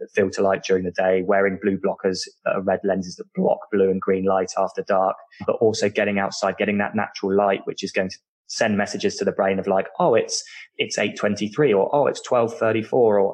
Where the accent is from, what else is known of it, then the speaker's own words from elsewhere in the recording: United Kingdom; accent: British; people can tell from my accent that I'm British